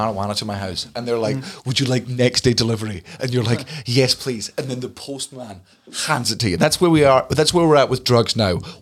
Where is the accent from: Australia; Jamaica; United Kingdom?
United Kingdom; Fife, Scotland; we're from Fife